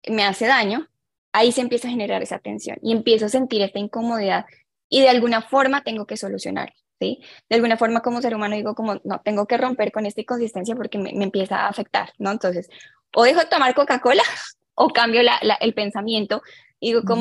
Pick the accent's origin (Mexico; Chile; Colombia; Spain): Colombia; also born or lived in Ecuador; now in Sweden; soy colombiana, de hecho nací en Ecuador, pero mi sangre es colombiana.